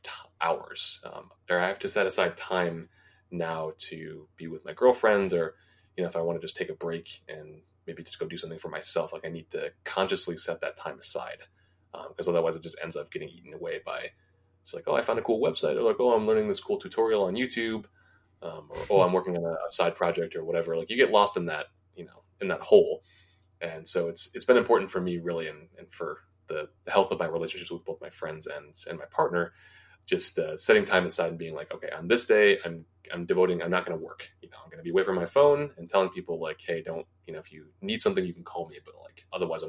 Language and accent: English; United States; being an American